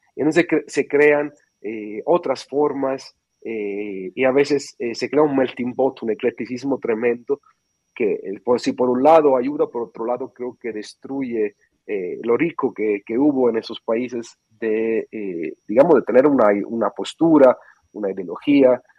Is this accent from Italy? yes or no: yes; Sicily, Italy; Spanish is a second language; moved away; soy de Sicilia